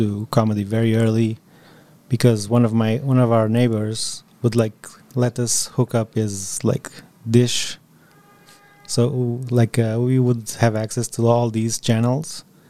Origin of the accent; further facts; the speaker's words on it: Portugal; English is a second language; moved away; growing up in Portugal